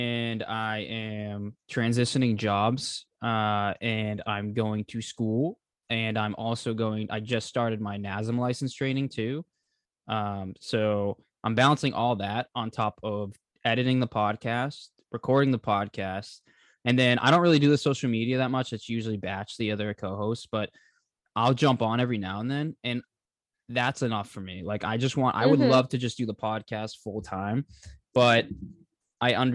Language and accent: English; Boston, Massachusetts, United States; I've lived in Boston or Massachusetts my whole life